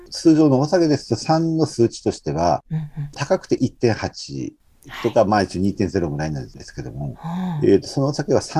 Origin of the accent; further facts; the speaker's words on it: Aomori, Japan; also born or lived in Sendai; まあ、一度、うん、一度若い時県外に出ましたけども、